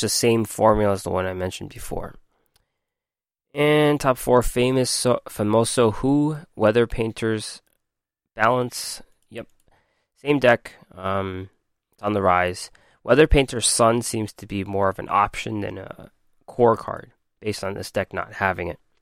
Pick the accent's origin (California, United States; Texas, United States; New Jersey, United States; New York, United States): New York, United States; I'm from New York